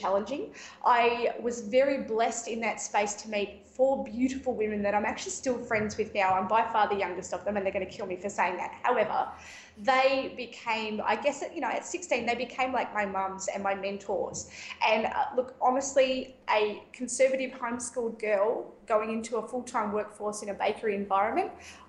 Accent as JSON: {"language": "English", "town": "Ocean Grove", "region": "Victoria", "country": "Australia", "said": "I'm a remedial massage therapist and Bowen therapist from Southern Victoria in Ocean Grove, about 120 k's south of Melbourne"}